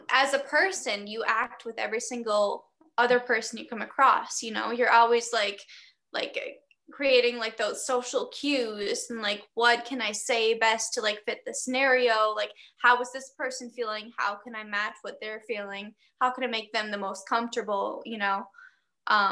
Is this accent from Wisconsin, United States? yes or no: yes; Glendale, Wisconsin, United States; moved away; also born or lived in Minneapolis; I grew up in Glendale